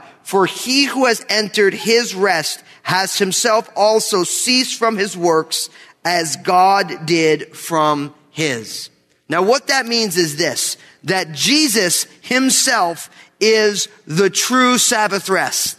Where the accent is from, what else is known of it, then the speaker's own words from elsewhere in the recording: New Jersey, United States; Growing up in New Jersey